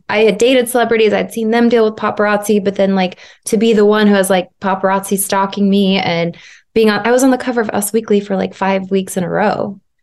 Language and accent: English; Arizona, United States; moved away as an adult; also born or lived in Los Angeles, United States; I moved back to Arizona, my hometown, about six years ago